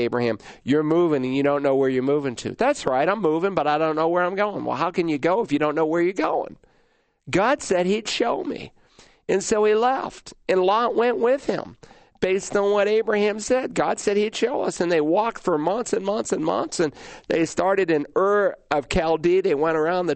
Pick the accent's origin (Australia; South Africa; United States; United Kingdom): United States; Worcester, Massachusetts; moved away; also born or lived in Lowell, Massachusetts; Born in Lowell, but moved to Worcester when I was 2 weeks old, and spent a good portion of my early years there.